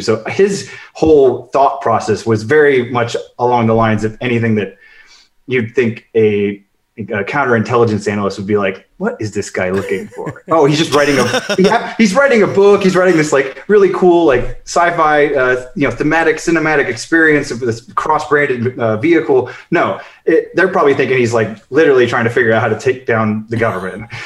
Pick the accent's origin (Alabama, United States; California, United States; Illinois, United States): Illinois, United States; Chicago; moved away; I grew up in Chicago